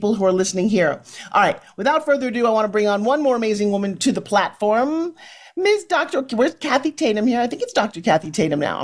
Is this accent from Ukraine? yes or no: yes; Ukraine; now in Florida, United States; I'm also from the Ukraine